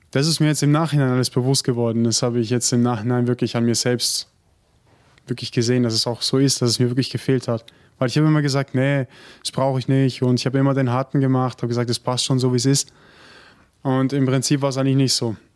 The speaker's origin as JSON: {"language": "German", "country": "Germany", "said": "ich komme übrigens auch aus Deutschland und bin jetzt fünf Jahre in der Gemeinschaft."}